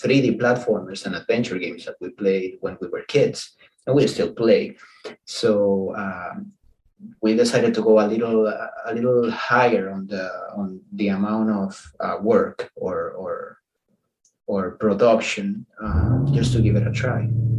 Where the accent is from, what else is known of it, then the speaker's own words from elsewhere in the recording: Dominican Republic; English is a second language; Not really, actually. In the Dominican Republic, that's not a celebration by any means